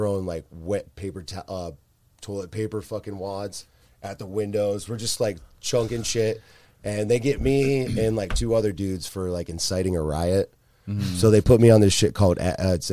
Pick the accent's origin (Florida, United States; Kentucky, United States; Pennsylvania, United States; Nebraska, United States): Florida, United States; Largo; one of my buddies I grew up with over in Largo